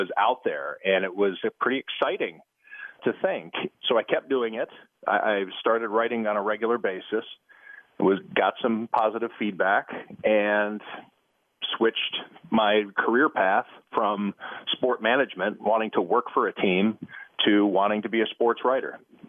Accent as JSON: {"language": "English", "town": "Cleveland", "region": "Ohio", "country": "United States", "tie": "born or raised there", "said": "It's about as close as I could come, I guess, to staying in Cleveland and working for my hometown paper, which would have been the Plain Dealer."}